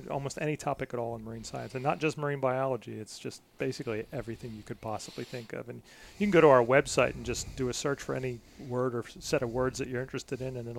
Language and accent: English; Philadelphia, Pennsylvania, United States; moved away as an adult; also born or lived in Scotland; I'm from Philadelphia originally